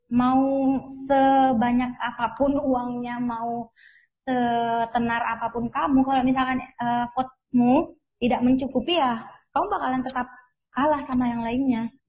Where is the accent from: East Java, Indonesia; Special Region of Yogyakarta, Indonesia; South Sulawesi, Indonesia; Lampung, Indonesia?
South Sulawesi, Indonesia; Makassar; kalau aku sendiri dari Makassar